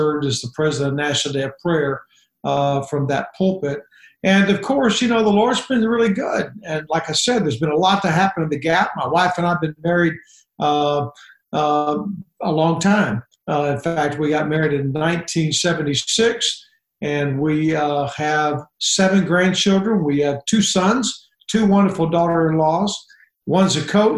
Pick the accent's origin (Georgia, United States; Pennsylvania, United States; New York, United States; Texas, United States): Texas, United States; now in Nashville, United States; I was raised in Texas